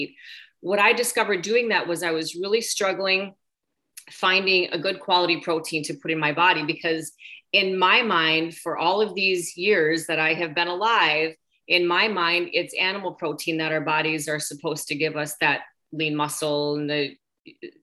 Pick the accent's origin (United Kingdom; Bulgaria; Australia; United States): United States; Minnesota; moved away as an adult; now in Florida, United States; I'm originally from Minnesota, which is where Susan is from